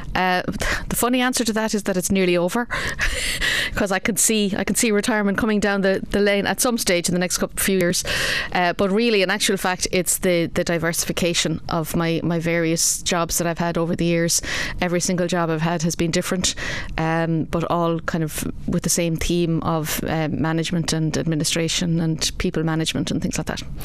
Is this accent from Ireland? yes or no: yes; Kilkenny, County Kilkenny, Ireland; also born or lived in Wexford Town / Clonmel / Bennettsbridge; I was actually born in Wexford Town. Uh, something not a lot of people know about me, uh, but I was born in Wexford Town. Uh, we moved to Kilkenny in 1971